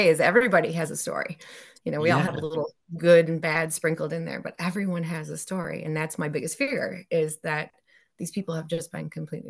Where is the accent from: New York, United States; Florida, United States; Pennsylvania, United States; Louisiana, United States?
New York, United States; So I'm from Central New York. So in our county, there's something like 280 something cemeteries, which is insane.